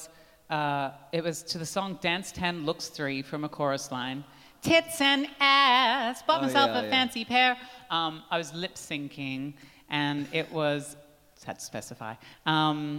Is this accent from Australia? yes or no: yes; Australia; now in United Kingdom; I have the good fortune of being Australian